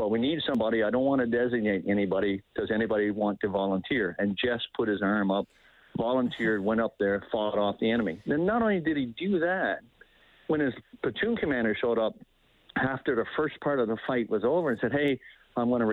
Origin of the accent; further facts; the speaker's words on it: Canada; we as a nation, we as the Canadian Armed Forces